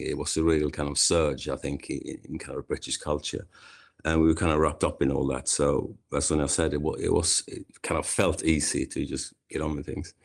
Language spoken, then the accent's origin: English; Kungsbacka, Halland County, Sweden; moved away as an adult; now in London, United Kingdom; I grew up in a small, kind of small town in Sweden called Kungsbacka